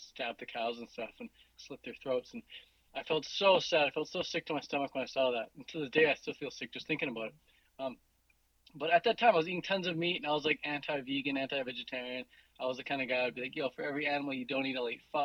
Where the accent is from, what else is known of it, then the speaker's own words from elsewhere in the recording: Vancouver, British Columbia, Canada; I am 29 years old, and I'm from Vancouver, British Columbia